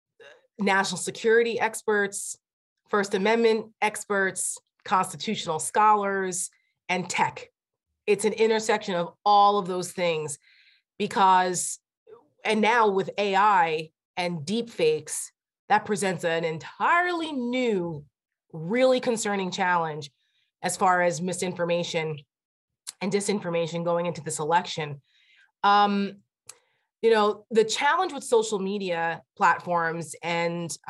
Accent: Bergen County, New Jersey, United States; now in Northern Virginia, United States; He was a police officer for 40 years in my hometown and a volunteer fireman

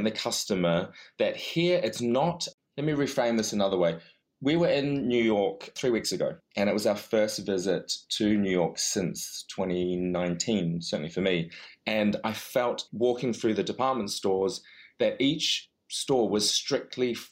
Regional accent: New Zealand; also born or lived in London; now in United Kingdom; as a foreigner to both, you know, coming from New Zealand and being of Chinese background

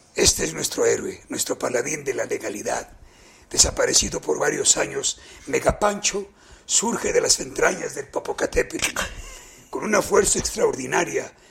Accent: Mexico; Yo amo a mi país y soy de México.

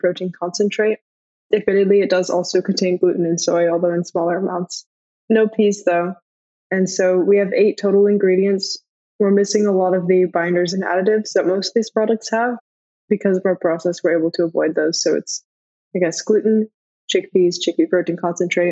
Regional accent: Bay Area, California, United States; we're both from the Bay Area

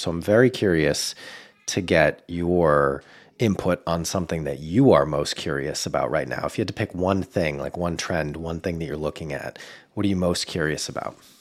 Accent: Boston, Massachusetts, United States; moved away; my hometown of Boston

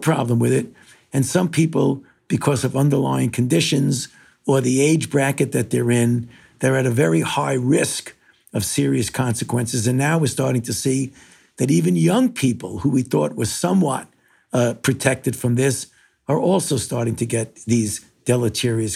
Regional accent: New York City, New York, United States; moved away; I was born in New York, in Brooklyn, and I was, throughout my entire youth, I was a New York Yankees fan, even though I was living in Brooklyn

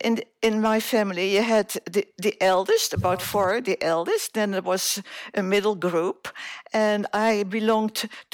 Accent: Surabaya, East Java, Indonesia; Well, I was born in Indonesia

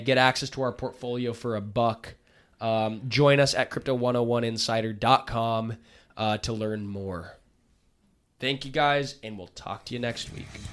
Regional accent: United States; as an American citizen, as a patriot

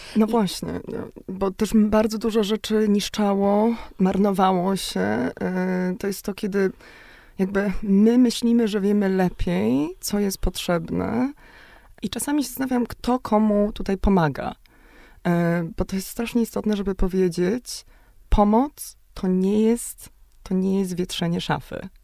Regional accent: Szczecin, West Pomeranian Voivodeship, Poland; Ja jestem akurat właśnie ze Szczecina

